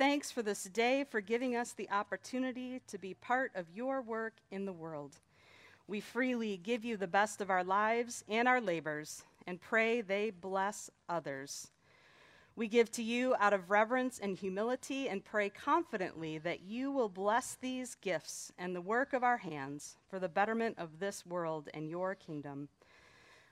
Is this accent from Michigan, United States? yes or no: yes; Detroit, Michigan, United States; growing up in Metro Detroit